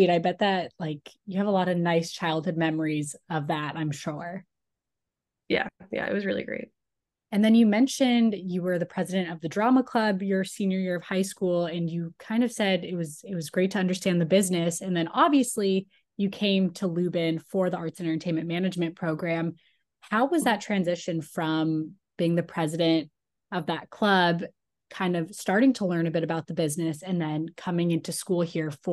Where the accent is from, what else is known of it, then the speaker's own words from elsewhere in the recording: Cape Cod, Massachusetts, United States; moved away; I'm from Massachusetts. I grew up on Cape Cod.